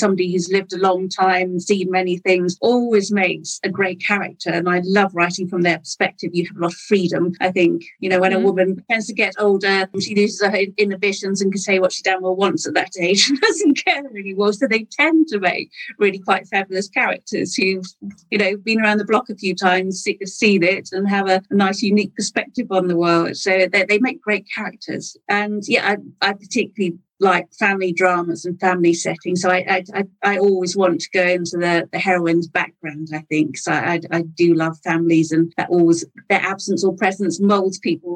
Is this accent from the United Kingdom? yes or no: yes; Wales, United Kingdom; I had English parents, but I grew up in Wales.